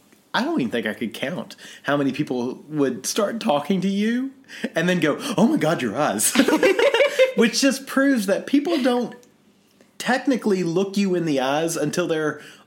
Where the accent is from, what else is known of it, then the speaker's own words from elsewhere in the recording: Kentucky, United States; I'm from Kentucky.